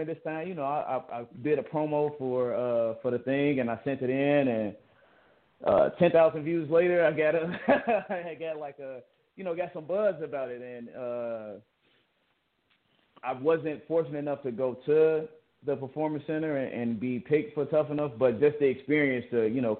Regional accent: Chicago, Illinois, United States; moved away; also born or lived in Georgia; I grew up on the south side of Chicago, Englewood, Chicago, Illinois.

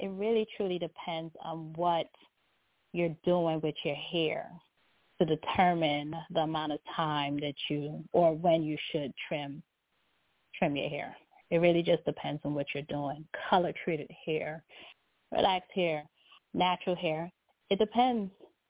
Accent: Guyana; You know, I'm from Guyana.

